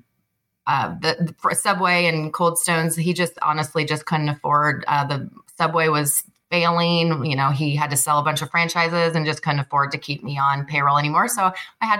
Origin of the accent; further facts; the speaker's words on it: Iowa, United States; now in Arizona, United States; I grew up in a small town in Iowa